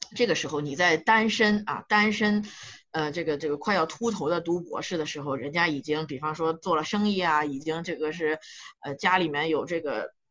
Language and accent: Chinese; China; 我们中国人